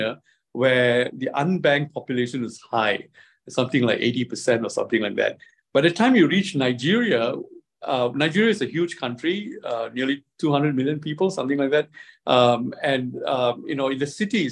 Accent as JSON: {"language": "English", "country": "Singapore", "also_born_or_lived": "China", "said": "I come from Singapore"}